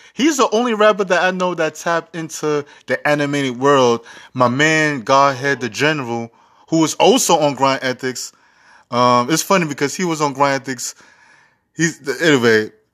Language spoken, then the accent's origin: English; New York City, New York, United States; I'm from Harlem